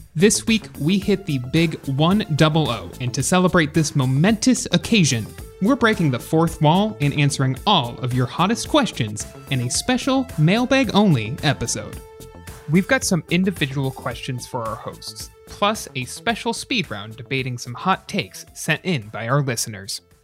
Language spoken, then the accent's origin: English; Buffalo, New York, United States; I am from Buffalo. I live in Buffalo